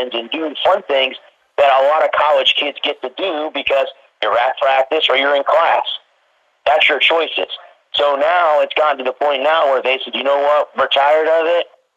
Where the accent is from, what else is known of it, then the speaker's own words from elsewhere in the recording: Florida, United States; my home state